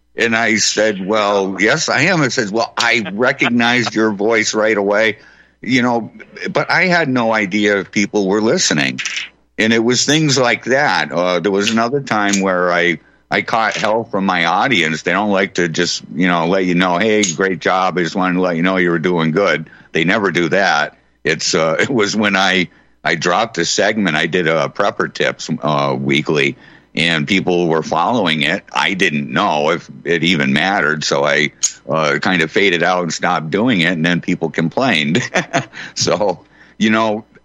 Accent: Holyoke, Massachusetts, United States; right in my hometown right here in, in uh, Holyoke, where I'm at right now

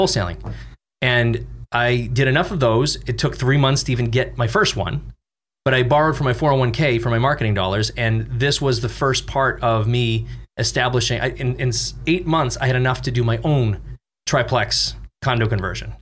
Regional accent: Boston, Massachusetts, United States; moved away; I'm from Boston

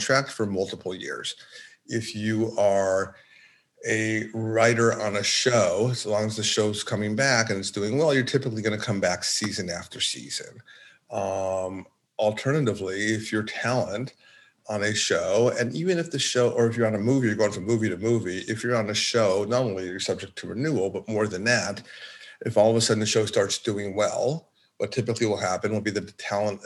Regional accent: Los Angeles, California, United States; also born or lived in New York; I'm born and bred in Los Angeles and went to college and law school in New York

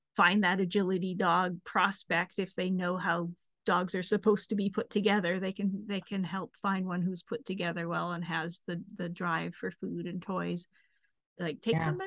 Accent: Canada; moved away as an adult; also born or lived in San Francisco / Manhattan / Exeter; back in my home country in Canada

